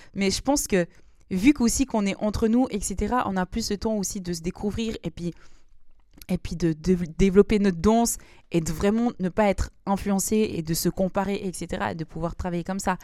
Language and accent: French; Lausanne, Vaud, Switzerland; je viens de Lausanne